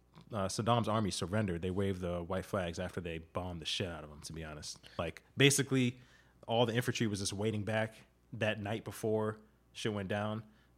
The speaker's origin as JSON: {"language": "English", "town": "Camp Lejeune", "region": "North Carolina", "country": "United States", "tie": "born there", "also_born_or_lived": "Okinawa, Japan / Miami", "said": "Yeah, so I was born in Camp Lejeune down in North Carolina. Then we moved to Okinawa, Japan for a year."}